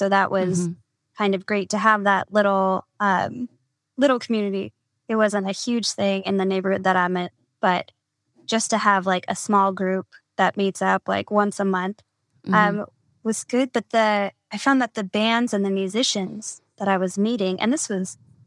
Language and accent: English; California, United States; now in Los Angeles, United States; as a Californian